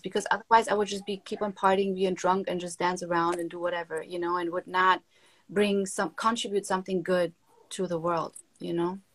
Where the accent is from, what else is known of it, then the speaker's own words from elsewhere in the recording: Germany; moved away as an adult; now in Miami, United States; growing up in Germany, I grew up like in a nice household